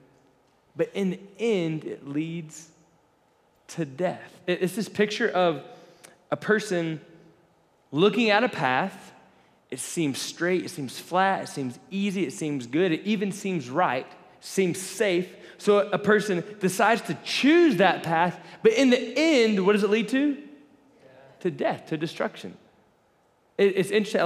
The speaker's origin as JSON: {"language": "English", "region": "Florida", "country": "United States", "tie": "born or raised there", "said": "I grew up in Florida"}